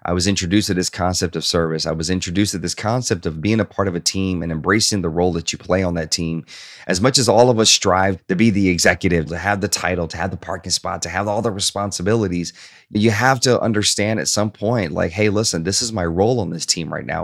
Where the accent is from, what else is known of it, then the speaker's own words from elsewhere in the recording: Hope, Arkansas, United States; also born or lived in Shreveport, Louisiana / Bossier City, Louisiana; at nine years old, my mother decided to relocate to Hope, Arkansas